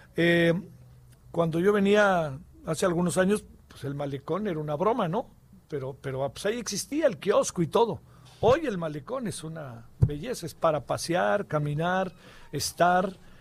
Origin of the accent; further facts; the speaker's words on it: Mexico City, Mexico; soy capitalino de toda la vida